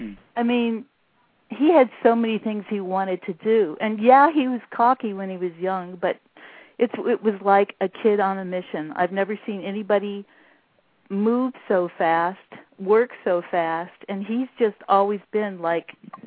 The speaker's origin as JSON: {"language": "English", "region": "California", "country": "United States", "said": "I'm a girl from California."}